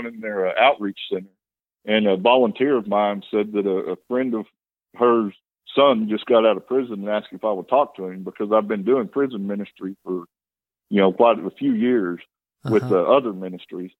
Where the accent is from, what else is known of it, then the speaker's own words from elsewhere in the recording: Amarillo, Texas, United States; I'm from Amarillo. My dad was a bar owner, so that's the lifestyle that I was raised